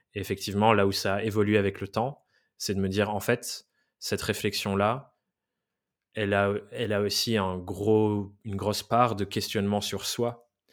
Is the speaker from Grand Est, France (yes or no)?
no; Dordogne, Nouvelle-Aquitaine, France; moved away as an adult; also born or lived in England; now in Paris, France; je viens, de Dordogne. J'ai été dans un des pires collèges-lycées d'Aquitaine